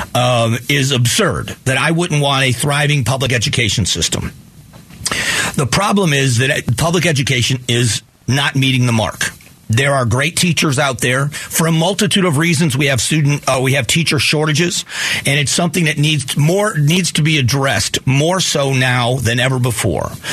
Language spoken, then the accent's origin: English; Fort Myers, Florida, United States; moved away as an adult; now in Arizona, United States; I was raised in Southwest Florida. I've been out here since 1995, but return home often